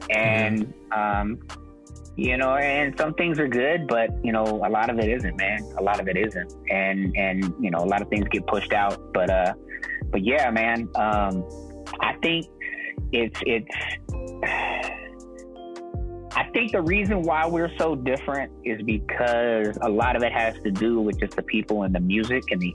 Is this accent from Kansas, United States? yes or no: no; East Bay, California, United States; now in San Francisco, United States; I was born in the East Bay